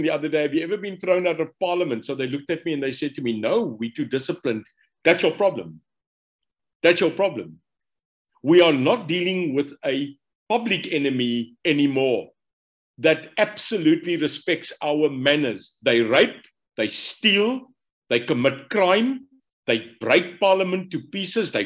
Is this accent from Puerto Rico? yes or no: no; Stellenbosch, Western Cape, South Africa; I was born in Stellenbosch. Ek's 'n boertjie, so ek moes eintlik 'n plaasboer geraak het daar by Lyndorp in Stellenbosch